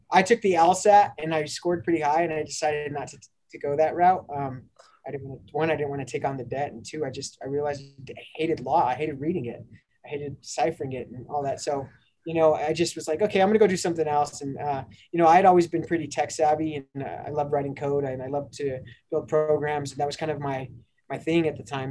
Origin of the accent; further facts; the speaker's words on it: Denver, Colorado, United States; grew up in North Denver, um, born and raised on, on, the playgrounds